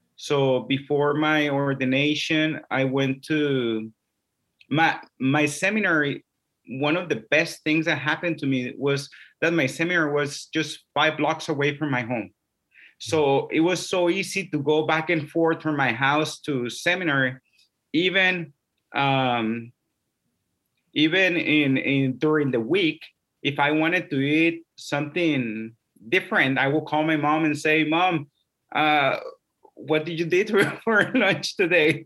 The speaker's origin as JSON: {"language": "English", "town": "Mexicali", "region": "Baja California", "country": "Mexico", "tie": "born or raised there", "said": "I grew up in Mexicali, Baja California, Mexico, so, so I'm Mexican"}